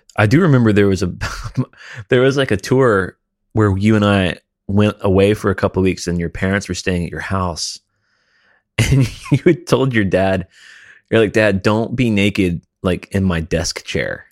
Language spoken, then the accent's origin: English; Alabama, United States; I grew up in Alabama